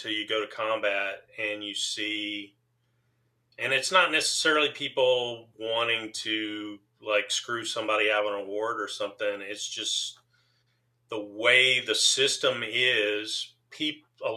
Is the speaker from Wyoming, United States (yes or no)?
no; Waco, Texas, United States; we were growing up in Waco.